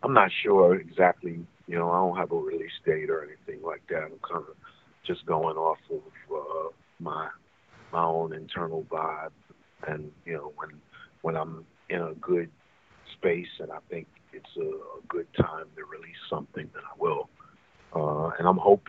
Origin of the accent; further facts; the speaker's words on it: New York City, New York, United States; I'm from the Bronx